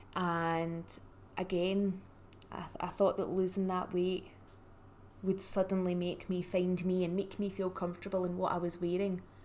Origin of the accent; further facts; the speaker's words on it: Scotland, United Kingdom; I am the Scottish stylist